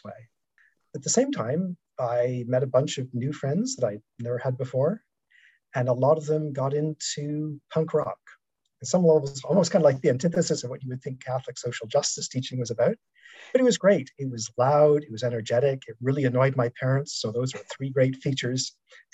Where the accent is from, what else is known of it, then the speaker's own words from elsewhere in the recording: Toronto, Ontario, Canada; my hometown ice hockey team, the Toronto Maple Leafs